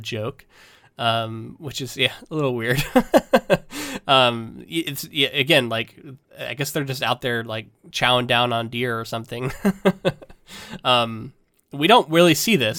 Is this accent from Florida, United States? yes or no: yes; Florida, United States; we're both from Florida, so I didn't see s, I didn't see snow until I was probably Bella's age